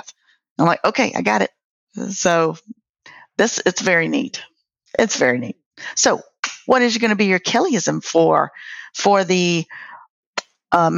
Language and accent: English; United States; accent: country; my country ass accent